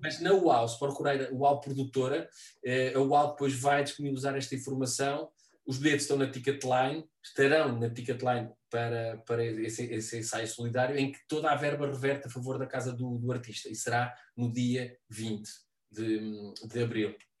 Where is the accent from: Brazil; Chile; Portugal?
Portugal; Figueira de Castelo Rodrigo, Centro; moved away as an adult; also born or lived in Guarda; now in Lisbon, Portugal; eu tenho sede em Figueira de Castelo Rodrigo, que é, é a minha, a minha terra, portanto, na casa da, da, da minha mãe como morada.